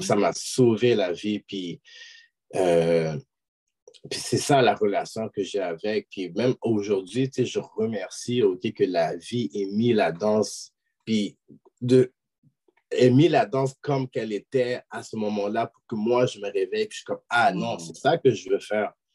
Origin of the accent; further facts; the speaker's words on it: Quebec, Canada; je suis québécois d'origine haïtienne